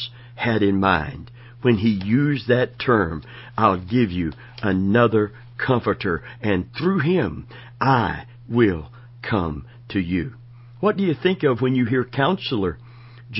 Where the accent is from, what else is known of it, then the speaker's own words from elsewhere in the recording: Florida, United States; also born or lived in Kentucky; I was born in Kentucky, raised and from 14 months old in Florida